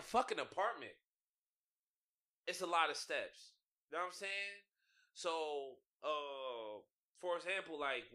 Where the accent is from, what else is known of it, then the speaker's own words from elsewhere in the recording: United States; moved away as an adult; now in China; I'm America